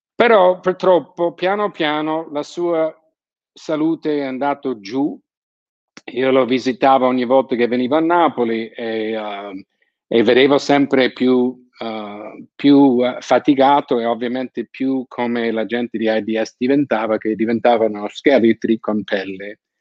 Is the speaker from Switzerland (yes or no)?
no; San Francisco, California, United States; moved away; also born or lived in Naples; sono di San Francisco, sono abituato a ai terremoti